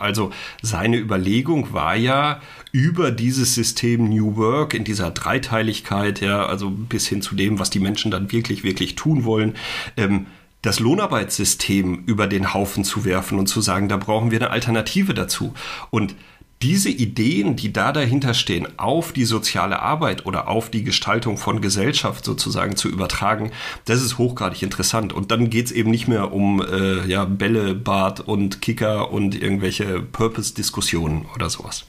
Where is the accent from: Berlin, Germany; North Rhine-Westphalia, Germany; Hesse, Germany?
North Rhine-Westphalia, Germany; a small village in the Sauerland; ich komme aus einem ganz kleinen Dorf im Sauerland, ja, in Nordrhein-Westfalen